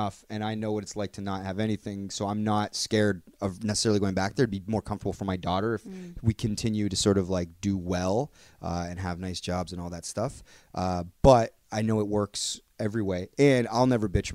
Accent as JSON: {"language": "English", "country": "Canada", "tie": "born or raised there", "said": "we're all from Canada. We grew up here"}